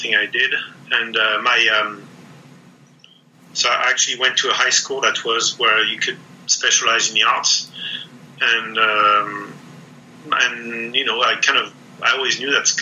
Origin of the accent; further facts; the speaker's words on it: France; moved away; I grew up in France